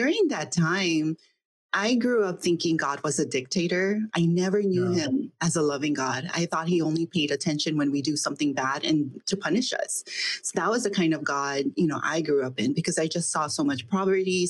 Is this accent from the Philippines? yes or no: yes; Philippines; also born or lived in India; now in United States; I was born in India, but I grew up in the Philippines.